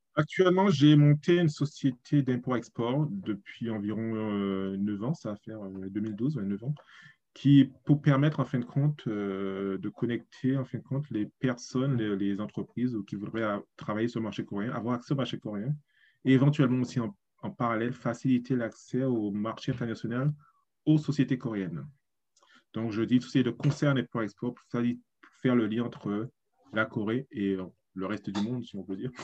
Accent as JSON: {"language": "French", "country": "Guadeloupe", "tie": "born or raised there", "also_born_or_lived": "Paris, France / Germany", "moved": "as an adult", "lives_now": "South Korea", "said": "je suis né en Guadeloupe, j'ai étudié jusqu'au lycée, on va dire, 19 ans, et puis je suis parti à Paris"}